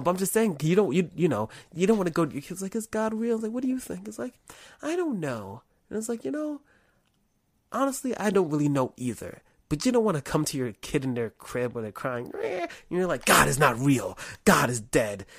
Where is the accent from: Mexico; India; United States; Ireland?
United States; I'm an American, I'm an American Negro.